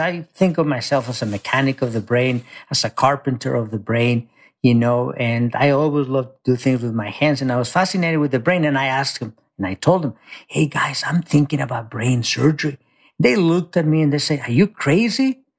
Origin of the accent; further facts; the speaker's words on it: Mexico; now in United States; I grew up very poor in Mexico. I came to this country, you know, undocumented.